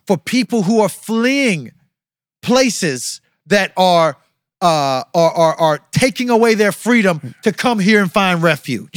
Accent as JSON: {"language": "English", "country": "United States", "said": "I'm from America"}